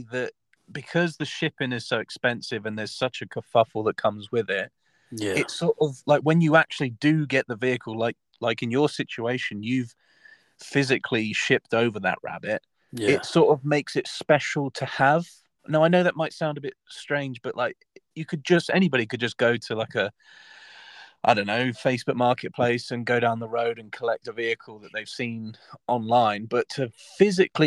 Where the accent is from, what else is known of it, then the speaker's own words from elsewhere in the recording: Southampton, South East England, United Kingdom; my hometown is Southampton